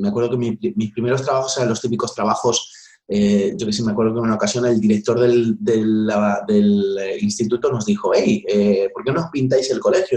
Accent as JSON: {"language": "Spanish", "town": "Madrid", "region": "Community of Madrid", "country": "Spain", "tie": "born or raised there", "also_born_or_lived": "Vallecas, Madrid / Valdemoro", "said": "viví en Canillejas mucho tiempo, hasta los 18 años, y después de allí, pues me, fui al barrio de Vallecas."}